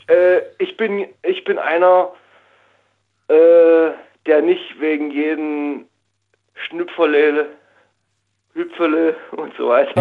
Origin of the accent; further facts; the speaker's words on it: East Saxony, Germany; moved away as an adult; now in Karlsruhe, Germany; in meiner Heimat in Ostsachsen